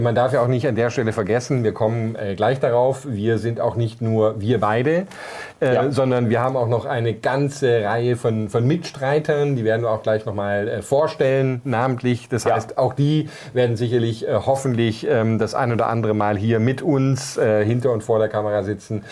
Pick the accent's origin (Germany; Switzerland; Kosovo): Germany; moved away as an adult; als ich dann vor fünf, sechs Jahren wieder hier in meine Heimat Deutschland zurückgekommen bin